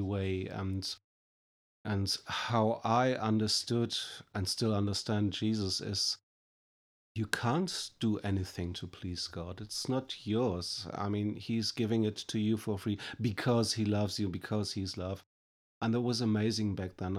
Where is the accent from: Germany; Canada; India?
Germany; I'm coming from Germany.